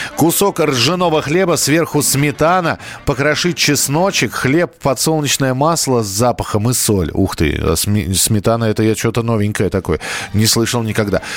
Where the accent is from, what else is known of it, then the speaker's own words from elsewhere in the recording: Moscow, Russia; я вырос в Бескудниково